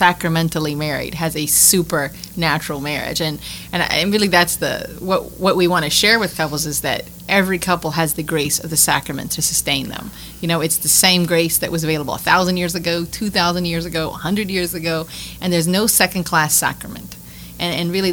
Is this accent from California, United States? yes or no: no; Appalachian Mountains, Virginia, United States; moved away as an adult; now in Louisiana, United States; I grew up in the Appalachian Mountains